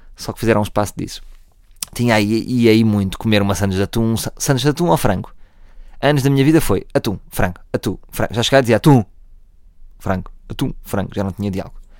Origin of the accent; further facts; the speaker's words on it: Oeiras, Lisbon, Portugal; nascido e criado em Oeiras